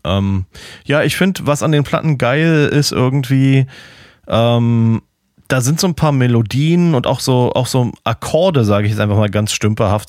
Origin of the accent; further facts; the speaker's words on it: Berlin, Germany; now in Florida, United States; als Berliner